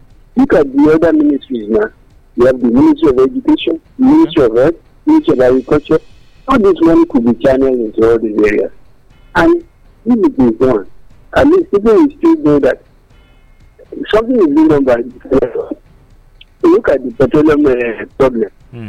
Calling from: Abuja, Federal Capital Territory, Nigeria; calling from Abuja.

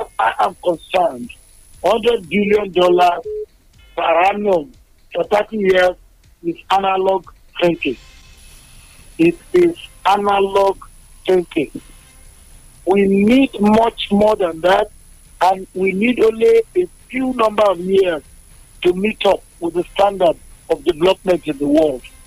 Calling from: Abeokuta, Ogun State, Nigeria; I'm calling from Abeokuta

